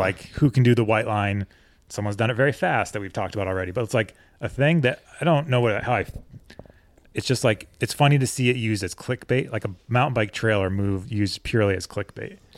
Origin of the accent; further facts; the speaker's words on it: Connecticut, United States; moved away as an adult; also born or lived in Colorado; I grew up on the East Coast, so in Connecticut